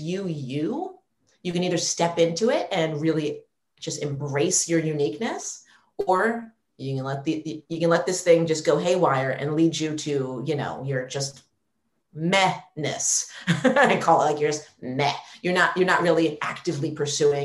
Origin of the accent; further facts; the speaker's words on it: New York, United States; moved away as an adult; New York's my hometown. I've never wanted to leave